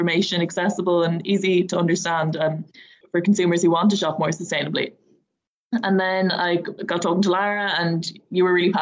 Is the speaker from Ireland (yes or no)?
yes; Dublin, Leinster, Ireland; I'm just from Dublin